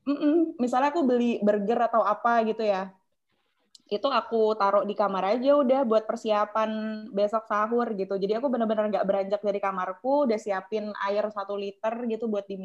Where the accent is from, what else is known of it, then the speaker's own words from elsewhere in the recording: Surabaya, East Java, Indonesia; pulang ke Surabaya nih ini ceritanya aku orang Surabaya